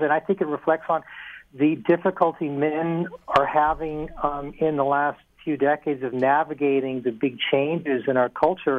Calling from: Oakland, California, United States; I'm calling from Oakland

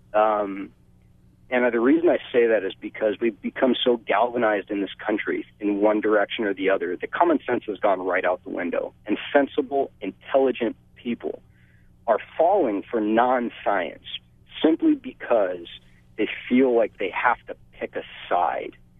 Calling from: Kahuku, Hawaii, United States; I'm calling from Kahuku

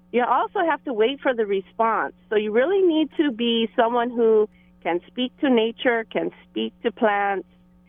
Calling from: Hilo, Hawaii, United States; Well, aloha, Bird and Meli and Kiana. I'm calling in from Hilo today.

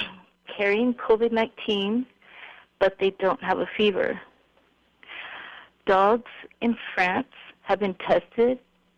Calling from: Hilo, Hawaii, United States; I'm calling from Hilo.

